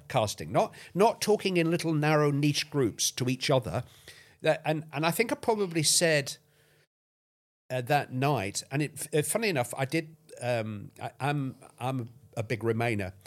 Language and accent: English; near Bolton, North West England, United Kingdom; I'm very nearly from Bolton